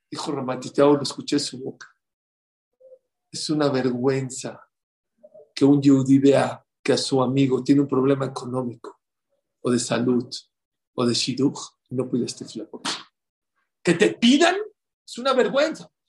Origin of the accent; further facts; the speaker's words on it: Poland; now in New York, United States; Y se acabo de regresar de donde yo vivía de chiquito en Polonia. En Polonia, en las calles donde yo vivía, había más gente que en Borough Park y en Flatbush.